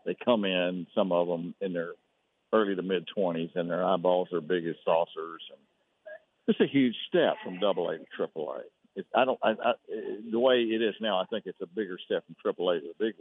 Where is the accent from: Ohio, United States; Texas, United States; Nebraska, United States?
Texas, United States; Fairfield; also born or lived in Waco; I was raised over in Fairfield.